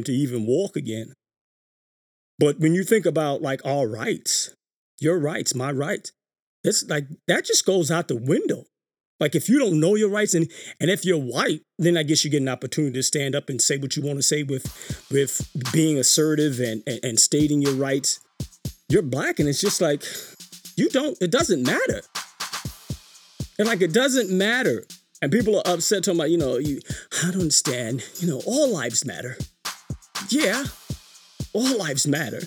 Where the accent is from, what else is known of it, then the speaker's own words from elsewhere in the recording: New York City, New York, United States; growing up in New York City